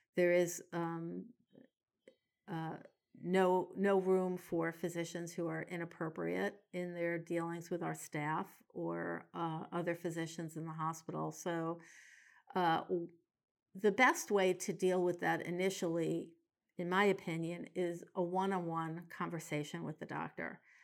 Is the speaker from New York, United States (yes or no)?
yes; New York City, New York, United States; now in Portland, United States; I grew up in New York City